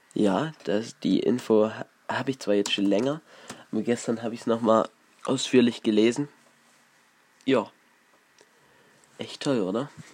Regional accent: Ore Mountains, Saxony, Germany; hier in der Region so los, bei uns im Erzgebirge

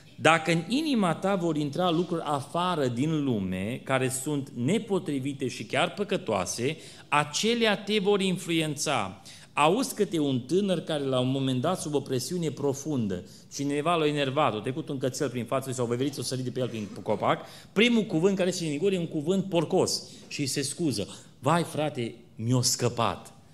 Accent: Romania; suntem români

